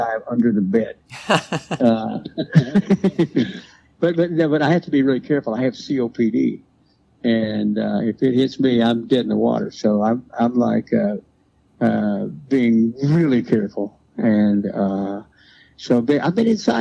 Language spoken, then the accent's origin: English; Memphis, Tennessee, United States; moved away; also born or lived in Cincinnati; I grew up there